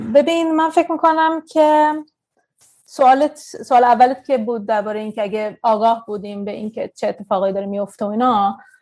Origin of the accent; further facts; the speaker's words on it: Sweden; also born or lived in Tehran, Iran / India; تو سوئد بزرگ شدم